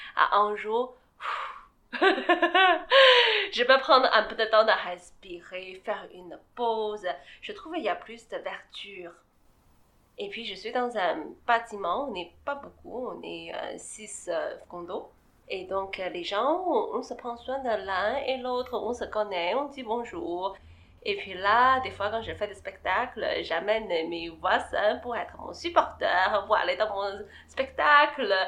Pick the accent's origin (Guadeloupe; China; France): China; French is a second language; now in Montreal, Canada; Je suis née en Chine, je suis grandie là-bas